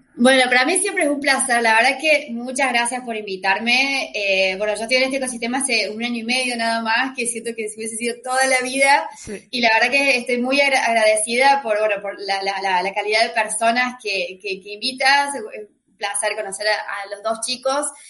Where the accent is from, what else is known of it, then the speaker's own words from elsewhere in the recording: Argentina; soy de Argentina